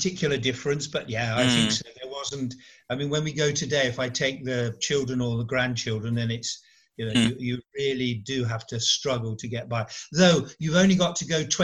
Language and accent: English; England, United Kingdom; accent: very English; moved away as an adult; now in Italy; my accent is very English